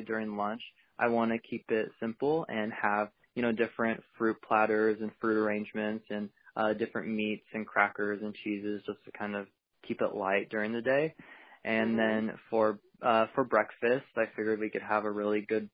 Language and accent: English; Portland, Oregon, United States; I'm from Portland, Oregon